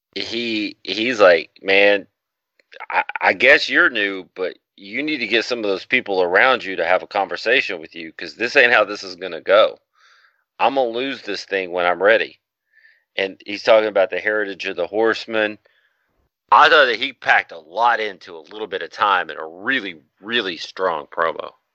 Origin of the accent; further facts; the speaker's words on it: the South, United States; we're from the South.